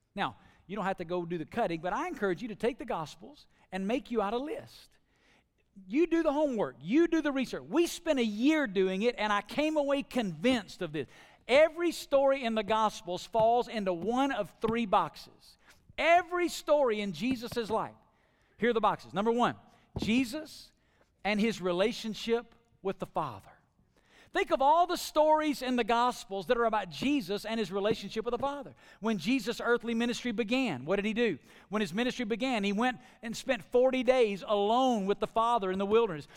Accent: Alabama, United States; now in Las Vegas, United States; growing up in Alabama, now living in Las Vegas?

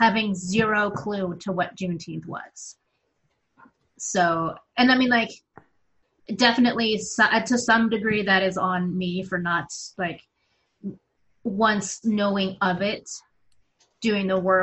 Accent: Arizona, United States; I am from Arizona

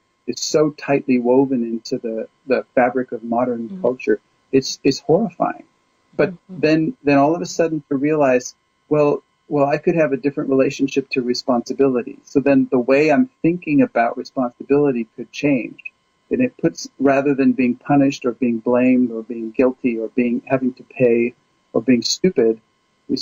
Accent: California, United States; also born or lived in Kansas; I was born in Kansas. I grew up mostly in California

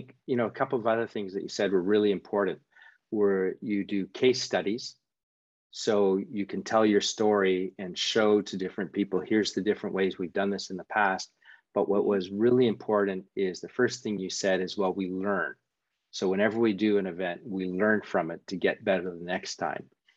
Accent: Canada; moved away; I'm from Canada originally

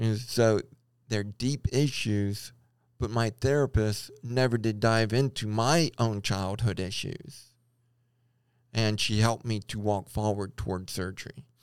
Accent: Baton Rouge, Louisiana, United States; moved away as an adult; also born or lived in Lompoc, California; now in Idaho, United States; I grew up in Baton Rouge and I, uh, went to L S U, but I moved away for a long period of time

